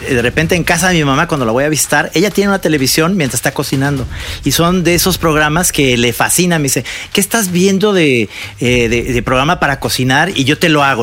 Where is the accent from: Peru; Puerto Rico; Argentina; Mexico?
Mexico; Guadalajara, Jalisco; yo que soy de Guadalajara